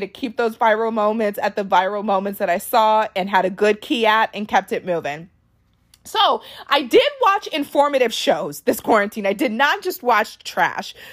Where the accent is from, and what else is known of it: Washington, D.C. area, District of Columbia, United States; born or raised there; also born or lived in Arlington, Virginia